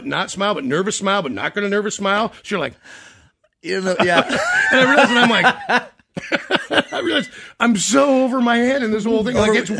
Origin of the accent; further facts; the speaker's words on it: Kansas, United States; moved away; I'm a kid from Kansas. I'm about 22, 23 years old.